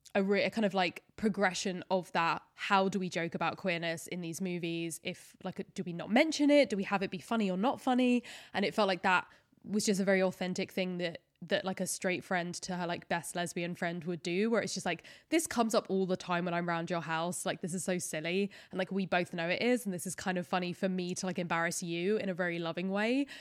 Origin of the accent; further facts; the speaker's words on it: United Kingdom; especially as a British person